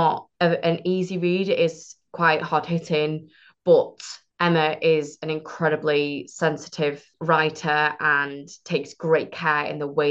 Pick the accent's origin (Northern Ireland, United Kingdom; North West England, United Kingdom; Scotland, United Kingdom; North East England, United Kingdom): North West England, United Kingdom; Manchester; I'm from Manchester